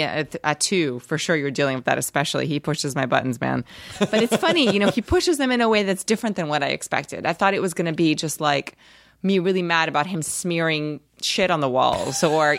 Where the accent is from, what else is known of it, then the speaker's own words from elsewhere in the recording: New York City, New York, United States; also born or lived in Brazil; New York City. I moved there when I was 7 from Brazil. I was born in Brazil. Spent that part of my life there.